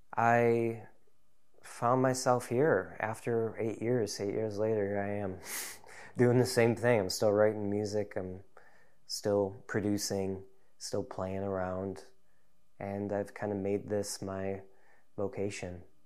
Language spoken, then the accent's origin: English; Deerfield, Illinois, United States; also born or lived in Chicago, United States; now in North Woods, Wisconsin, United States; I grew up in Chicagoland area, in a suburb called Deerfield, northeast suburb